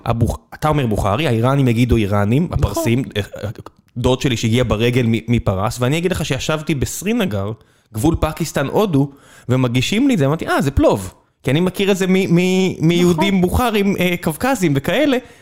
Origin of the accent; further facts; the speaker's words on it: Israel; אני נולדתי כאן